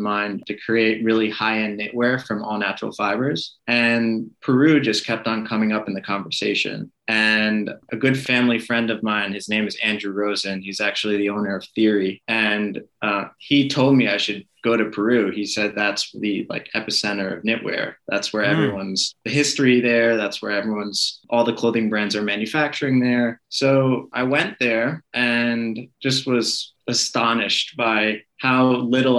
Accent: Israel; moved away; also born or lived in Boca Raton, Florida, United States / Italy; I was born in Boca Raton, Florida. I grew up in Israel in the Middle East

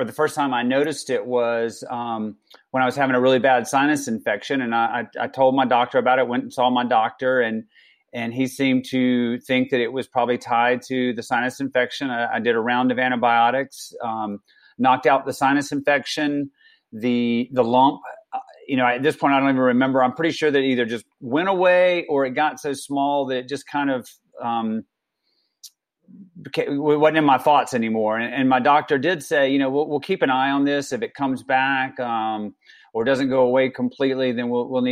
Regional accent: South Georgia, United States; now in Colorado, United States; I grew up in South Georgia

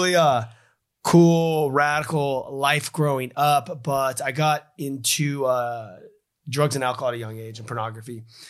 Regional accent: Los Angeles, California, United States; I grew up in Los Angeles, California, and, you know, my brothers were all part of the music industry.

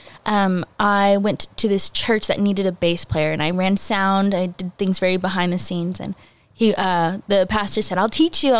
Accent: Alvin, Texas, United States; I grew up in the Alvin area. All my life, I homeschooled in Alvin.

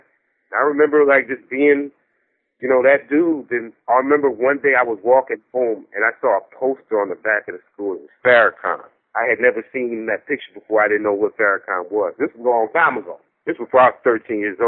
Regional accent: New York, United States; now in Washington, D.C., United States; I'm from New York

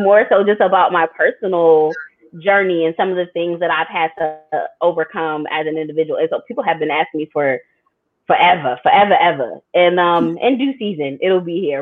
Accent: Delaware, United States; moved away as an adult; also born or lived in New York City / Philadelphia; my hometown of Delaware

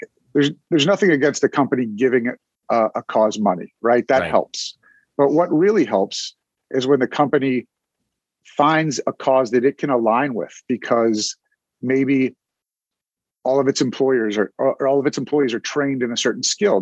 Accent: Cincinnati, Ohio, United States; moved away as an adult; now in Philadelphia, United States; So I was born in Cincinnati, Ohio, and grew up there, went to college at Ohio State, where I met my wife. She's from Philadelphia, and that's how I got here.

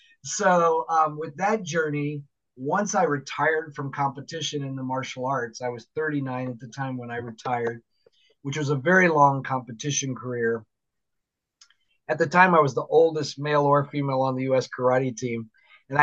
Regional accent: Florida, United States; now in Seattle, United States; I'm originally from Florida

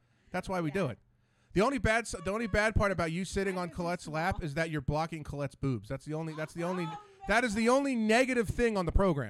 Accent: New Jersey, United States; also born or lived in Ambler, Pennsylvania; I'm from Jersey, believe it or not.

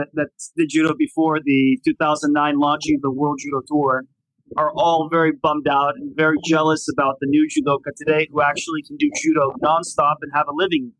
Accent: California, United States; moved away as an adult; also born or lived in Romania / Budapest, Hungary; And I grew up in California. I went to Army-Navy Academy, Carlsbad.

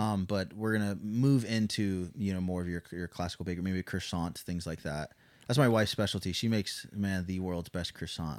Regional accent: Blue Eye, Missouri, United States; also born or lived in Phoenix, Arizona / Anchorage, Alaska; now in Coffeyville, United States; I actually grew up in Branson, Missouri

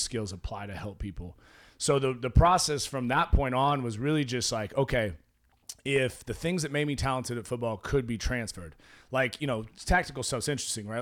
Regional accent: Oregon, United States; moved away; I grew up in Oregon

